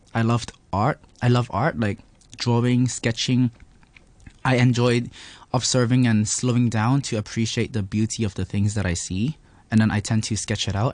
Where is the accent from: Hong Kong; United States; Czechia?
Hong Kong; I was raised in Hong Kong